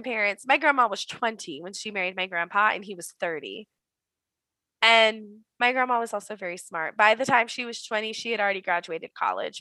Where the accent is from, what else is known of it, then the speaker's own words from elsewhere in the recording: the South, United States; growing up in the South, we are taught as women that part of this Southern Belle